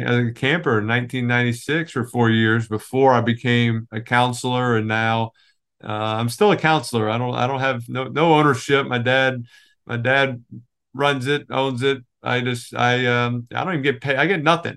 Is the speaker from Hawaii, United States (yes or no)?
no; New Orleans, Louisiana, United States; moved away as an adult; now in New Jersey, United States; growing up in New Orleans